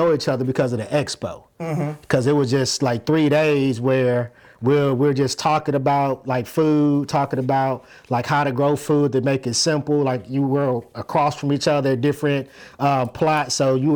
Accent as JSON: {"language": "English", "town": "Plains", "region": "Georgia", "country": "United States", "tie": "born or raised there", "moved": "yes", "said": "I'm originally from Plains, Georgia"}